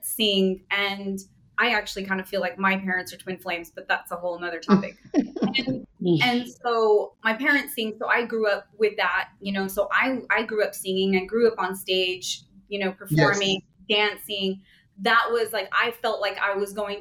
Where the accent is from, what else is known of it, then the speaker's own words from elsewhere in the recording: California, United States; moved away as an adult; now in Portugal; I was born and raised in California, and I now live in Portugal because I am Portuguese.